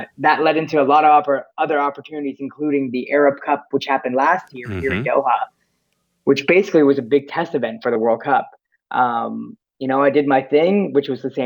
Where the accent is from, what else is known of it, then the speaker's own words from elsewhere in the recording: Oshawa, Ontario, Canada; my high school talent show in Oshawa